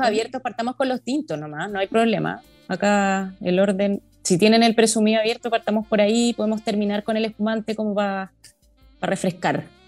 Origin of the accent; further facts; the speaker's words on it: Santiago, Santiago Metropolitan Region, Chile; soy santiaguina